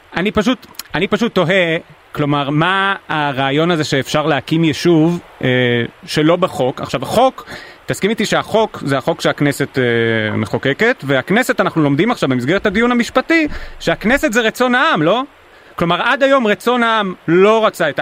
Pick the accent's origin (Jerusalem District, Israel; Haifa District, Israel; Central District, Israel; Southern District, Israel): Central District, Israel; Ness Ziona; אני מנס ציונה